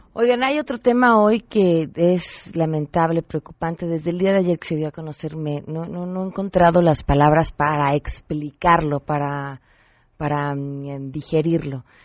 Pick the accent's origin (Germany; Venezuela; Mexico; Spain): Mexico; como mexicanos